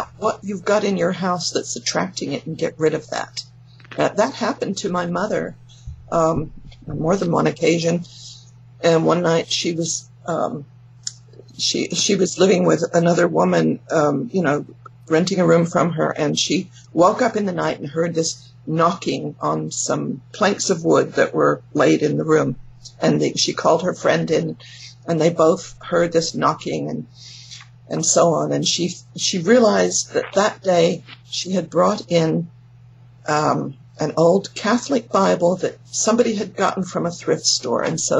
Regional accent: England, United Kingdom; now in California, United States; Well, I'm from England, but yeah. I know I don't sound like it anymore, because I've been here for more than 50 years in California.

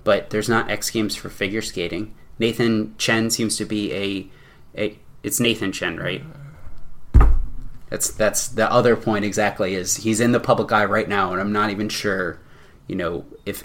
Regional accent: Virginia, United States; I grew up in Virginia

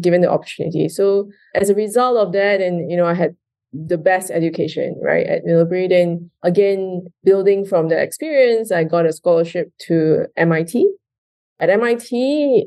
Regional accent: Kuala Lumpur, Malaysia; moved away as an adult; also born or lived in India; I was actually born and raised in Malaysia, in Kuala Lumpur

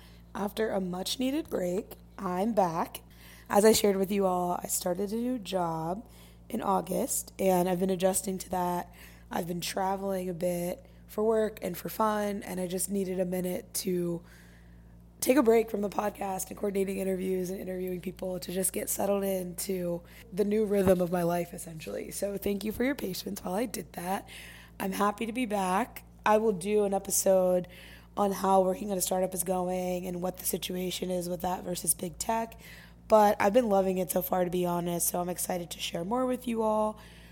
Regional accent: Midwest, United States; but I also know that it's not the norm everywhere, especially where I grew up in the Midwest.

